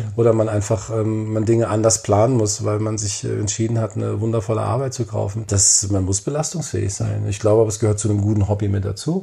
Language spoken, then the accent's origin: German; Frankfurt, Hesse, Germany; in meiner Heimatstadt